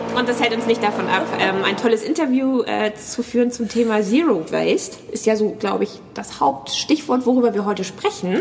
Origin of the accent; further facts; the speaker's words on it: Hamburg, Germany; ich komme aus Hamburg